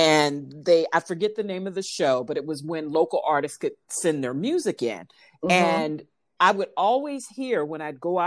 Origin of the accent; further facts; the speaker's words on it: Missouri, United States; moved away; I'm from Missouri